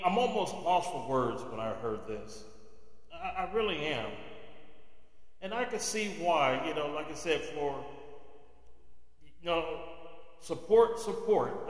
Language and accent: English; California, United States; moved away as an adult; my home state of California